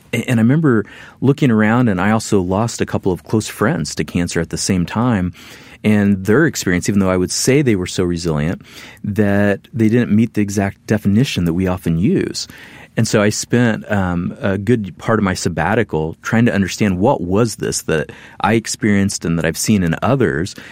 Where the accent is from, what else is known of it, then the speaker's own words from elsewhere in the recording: Midwest, United States; moved away as an adult; I'm a Midwesterner.